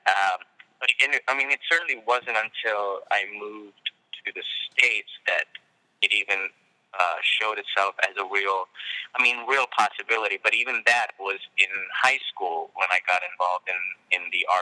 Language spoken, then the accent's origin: English; Hyderabad, Telangana, India; I grew up in India. I grew up in Hyderabad, India, and my family was like in India.